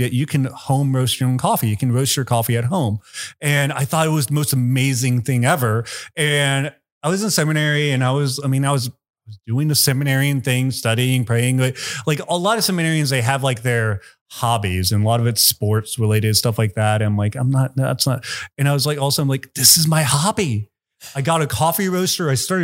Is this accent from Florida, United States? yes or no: no; Tomball, Texas, United States; I grew up in Tomball